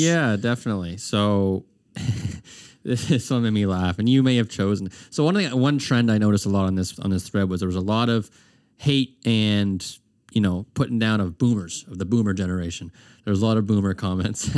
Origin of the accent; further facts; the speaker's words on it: Herring Cove, Nova Scotia, Canada; also born or lived in Armdale, Halifax; when I grew up in Heron Cove, and then when I moved to the city, I lived in Armdale